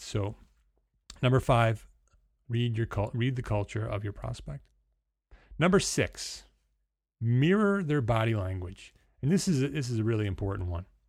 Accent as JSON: {"language": "English", "region": "New Jersey", "country": "United States", "tie": "born or raised there", "accent": "New Jersey", "moved": "yes", "lives_now": "New York, United States", "said": "my accent changes from New Jersey, which is what you're hearing right now, to because that's where I was born and bred. I live in New York, but I'm a Jersey boy"}